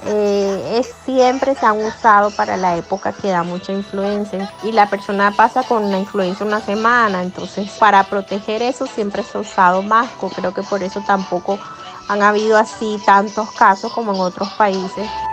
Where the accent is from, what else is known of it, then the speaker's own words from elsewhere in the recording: Colombia; now in Japan; extraño mucho las rumbas de Colombia